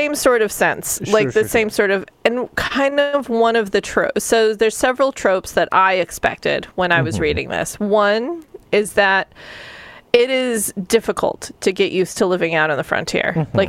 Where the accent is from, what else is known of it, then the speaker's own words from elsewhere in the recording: Southwest, United States; And so, Neil, you and I grew up in the Southwest.